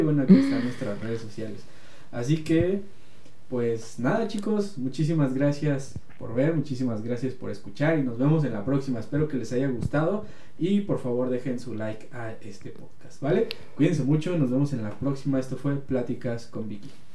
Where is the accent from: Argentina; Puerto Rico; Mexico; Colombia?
Mexico; somos mexicanos